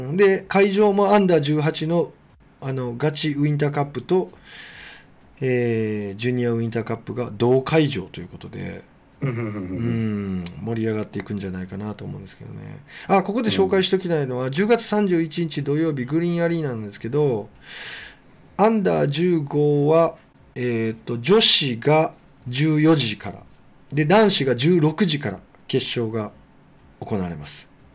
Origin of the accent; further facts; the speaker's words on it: Kobe, Hyogo, Japan; 僕はもちろん育英高校出身なんで